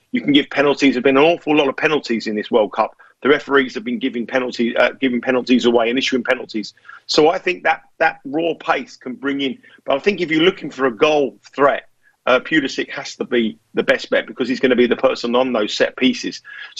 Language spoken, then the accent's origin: English; England, United Kingdom; being an Englishman who works on an American television show with you guys